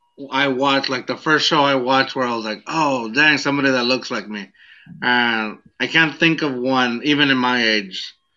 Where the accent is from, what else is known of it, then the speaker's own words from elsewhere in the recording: Mexico; I grew up in a barrio, or I grew up in Mexico, and I knew the deal, the streets.